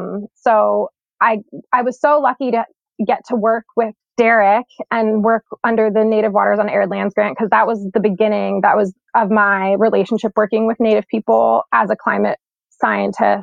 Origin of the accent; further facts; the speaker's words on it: Nyack, New York, United States; moved away as an adult; also born or lived in Stockholm, Sweden; now in Mid-Hudson Valley, United States; I grew up in Nyack